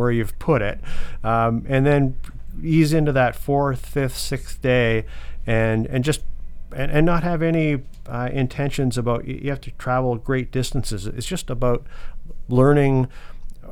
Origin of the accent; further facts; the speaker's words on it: London, Ontario, Canada; I was from London